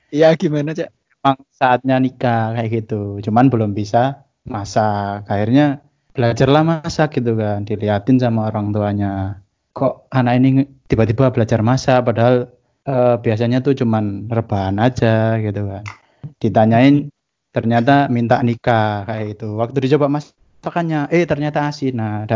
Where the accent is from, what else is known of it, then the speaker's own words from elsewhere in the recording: Bangil, East Java, Indonesia; kita kan gede di Bangil nih di kecamatan